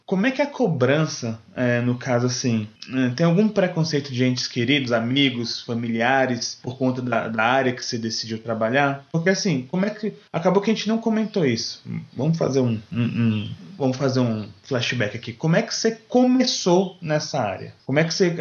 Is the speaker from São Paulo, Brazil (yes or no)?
no; Brasília, Federal District, Brazil; eu sou de Brasília, né? no caso nós estamos em Brasília aqui.